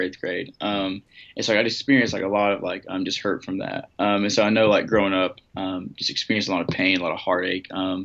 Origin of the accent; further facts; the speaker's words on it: Kingsport, Tennessee, United States; I'm from Kingsport, Tennessee